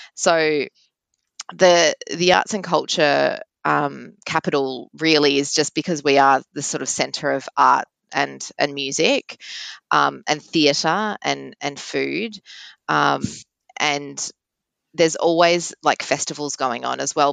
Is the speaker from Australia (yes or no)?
yes; Melbourne, Victoria, Australia; I'm born and bred in Melbourne